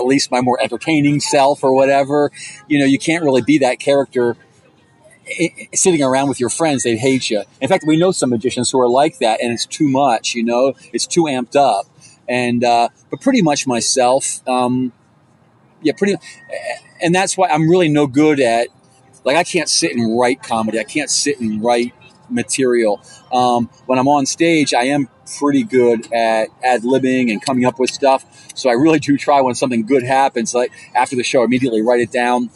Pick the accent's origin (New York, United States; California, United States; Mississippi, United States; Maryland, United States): Maryland, United States; Baltimore; I grew up in Baltimore, which is a great place